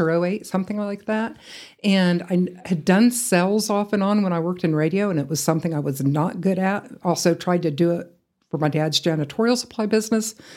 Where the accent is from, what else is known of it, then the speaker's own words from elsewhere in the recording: Atlanta, Georgia, United States; moved away as an adult; also born or lived in Iowa; now in Amarillo, United States; growing up in the Atlanta area